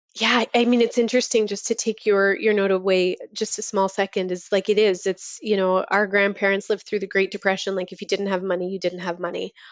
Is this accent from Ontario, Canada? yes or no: yes; Toronto, Ontario, Canada; moved away; I'm from Toronto originally